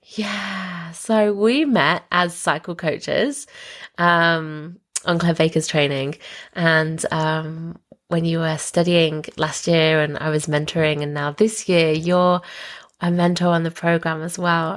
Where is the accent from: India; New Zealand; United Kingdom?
United Kingdom; we actually grew up about half an hour away from each other in um, the UK